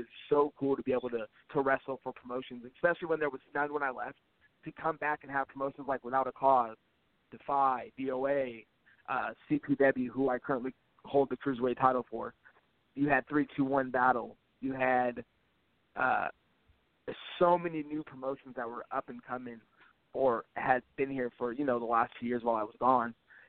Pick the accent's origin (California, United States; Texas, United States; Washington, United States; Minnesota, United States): Washington, United States; Tacoma; Growing up in Washington, I grew up in Tacoma. I grew up about 45 minutes away from Seattle.